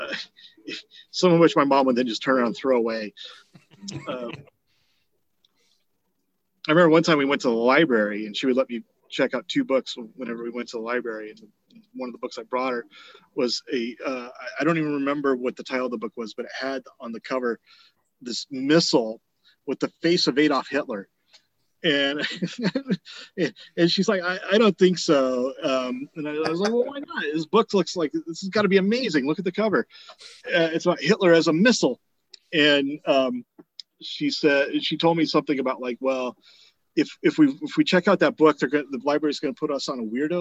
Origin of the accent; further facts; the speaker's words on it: Eugene, Oregon, United States; also born or lived in Springfield, Oregon; I grew up primarily in Eugene, which is not a small city.